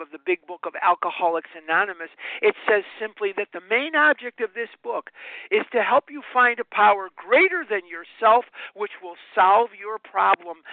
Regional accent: Chicago, Illinois, United States; now in Scottsdale, United States; I am born and raised in Chicago, but I now live in Scottsdale, Arizona

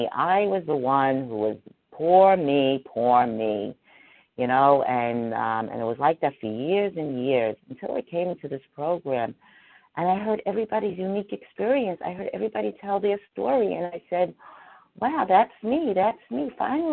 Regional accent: New York City, New York, United States; I too grew up in New York City, and I didn't grow up in Manhattan, but I grew up in the Bronx

